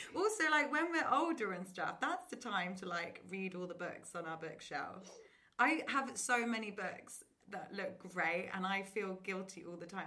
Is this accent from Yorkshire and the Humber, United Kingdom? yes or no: no; Oxford, South East England, United Kingdom; moved away as an adult; now in London, United Kingdom; I grew up in Oxford, went to like a nice normal state school